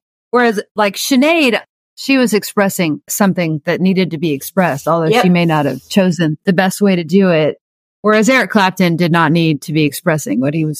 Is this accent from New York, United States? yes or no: no; Oklahoma, United States; Growing up in Oklahoma